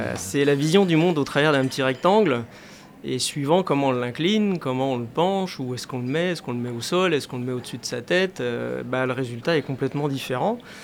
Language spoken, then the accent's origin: French; Paris, Île-de-France, France; j'habitais la région parisienne à l'époque, parce que je suis né à Paris, voilà, c'est... Je suis un Parisien pur sucre à l'origine.